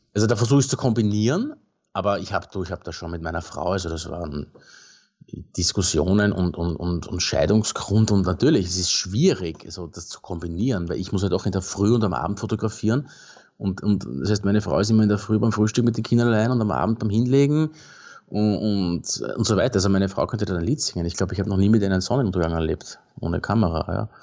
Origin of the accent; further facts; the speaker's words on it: Baden, Lower Austria, Austria; im Baden, in meiner Heimat